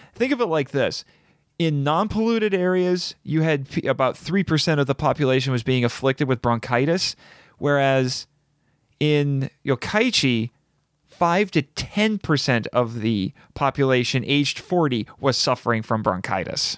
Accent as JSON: {"language": "English", "region": "Indiana", "country": "United States", "tie": "born or raised there", "said": "growing up in Indiana all my life, not nearby any huge cities"}